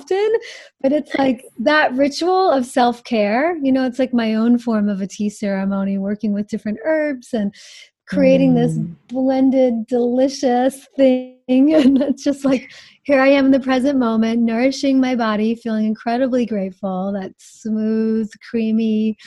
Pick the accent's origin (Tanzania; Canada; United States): United States; the North, East Coast; moved away; I'm from the East Coast. I came from the North